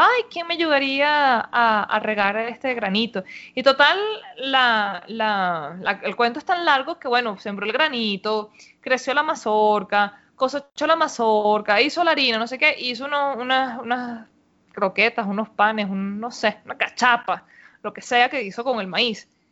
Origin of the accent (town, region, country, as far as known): Venezuela